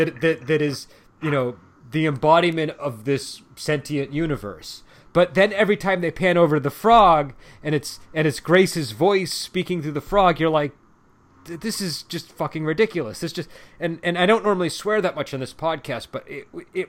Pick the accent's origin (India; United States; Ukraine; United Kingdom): United States; As an American